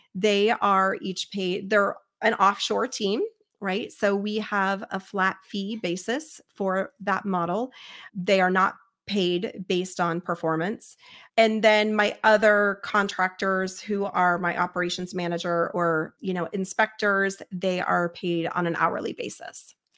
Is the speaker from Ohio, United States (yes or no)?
yes; Cincinnati, Ohio, United States; I'm from Cincinnati